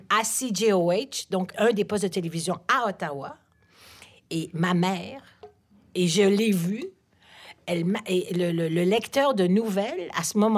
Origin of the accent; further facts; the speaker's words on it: Paris, Île-de-France, France; born there; Oui, je suis né à Paris.